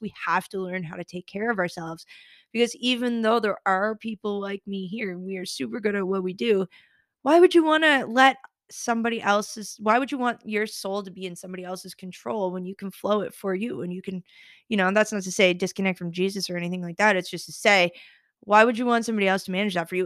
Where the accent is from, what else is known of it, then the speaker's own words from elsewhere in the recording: Summerside, Prince Edward Island, Canada; anybody who's from Summerside, shout out Saint Paul's Parish. I know that listeners from my hometown do listen